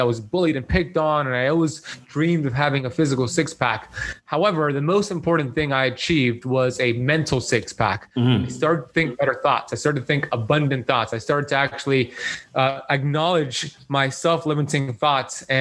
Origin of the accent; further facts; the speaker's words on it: Miami Beach, Florida, United States; I grew up here in Miami Beach, Florida